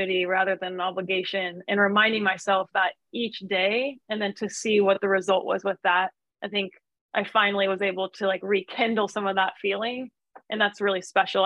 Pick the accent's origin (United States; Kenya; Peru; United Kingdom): United States; Midwest; also born or lived in Flagstaff, Arizona; now in Santa Barbara, United States; I'm from the Midwest.